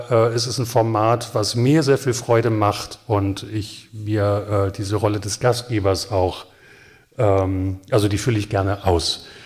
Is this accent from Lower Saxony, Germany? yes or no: yes; Hanover, Lower Saxony, Germany; Nun bin ich als Hannoveraner ja auch sehr häufig Gast schon dieses Festivals gewesen.